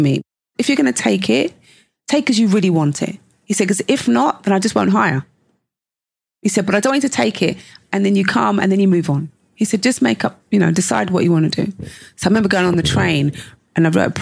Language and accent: English; London, United Kingdom; growing up in London